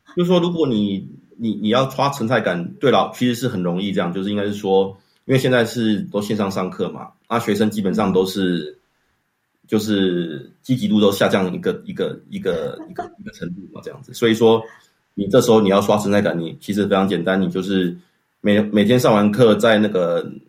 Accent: Changhua, Changhua County, Taiwan; moved away as an adult; also born or lived in Taipei, Taiwan; now in Switzerland; 我出生在彰化市，然后我爸爸妈妈是，呃，高职跟国中的老师

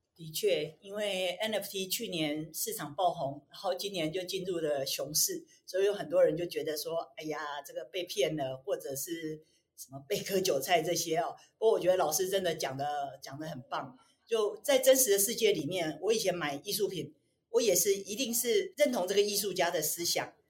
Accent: Taiwan; 我们台湾人

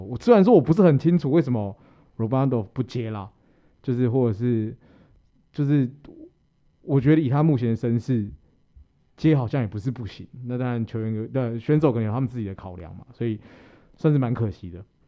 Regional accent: Taiwan; 我们台湾

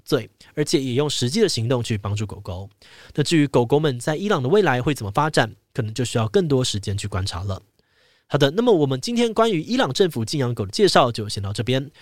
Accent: Taiwan; 身为台湾人

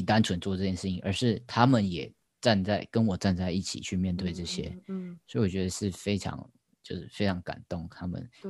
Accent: Taoyuan, Taiwan; moved away as an adult; now in Taipei, Taiwan; 我老家在桃园。

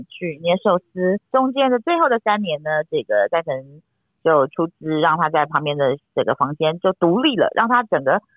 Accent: Taiwan; 到快要到我们台湾这边

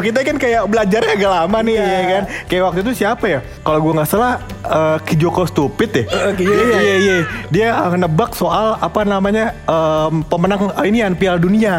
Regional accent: Betawi, Jakarta, Indonesia; gua adalah orang Betawi

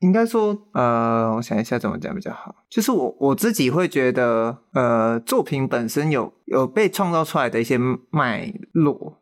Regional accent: Taiwan; 我自己身，身为一个台湾人

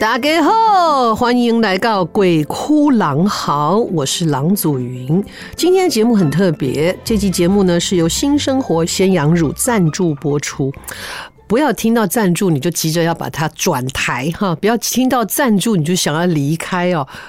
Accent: Taichung, Taiwan; 我小时候在台中，哈，出生的

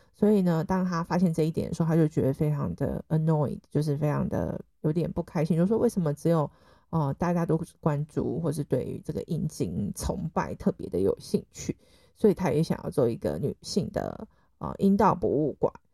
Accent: Taiwan; 身为台湾人的，我已经很习惯了

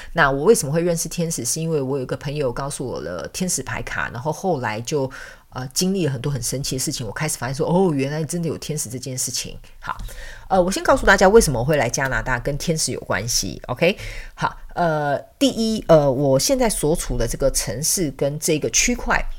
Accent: Taiwan; 外国人到我们台湾刚开始讲中文

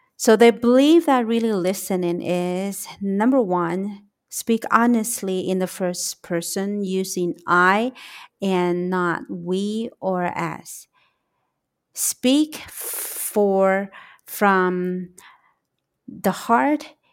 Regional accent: Taiwan; also born or lived in United States; I am from Taiwan

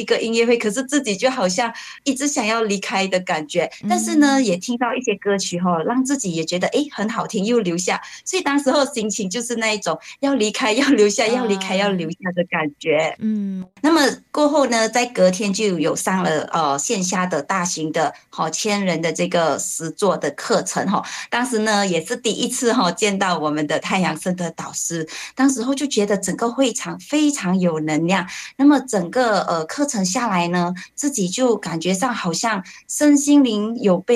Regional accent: Malacca, Malaysia

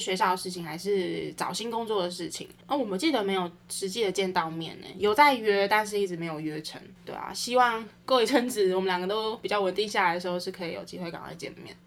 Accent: Taichung, Taiwan; 因为我是台中人嘛

